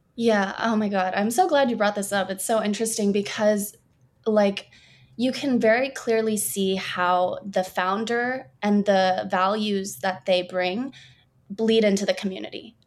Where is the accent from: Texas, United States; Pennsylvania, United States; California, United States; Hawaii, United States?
California, United States; Burbank; born and raised in Burbank, California.